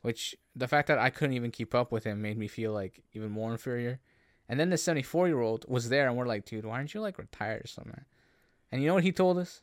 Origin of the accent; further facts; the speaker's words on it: Canada; as a Canadian